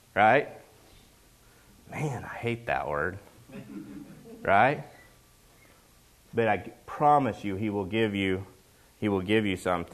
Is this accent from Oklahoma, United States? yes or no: yes; Oklahoma, United States; now in Washington, United States; I'm from Oklahoma